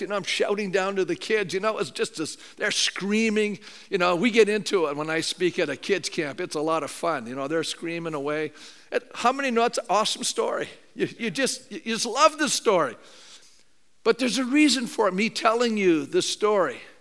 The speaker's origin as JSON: {"language": "English", "country": "Canada", "said": "being a Canadian"}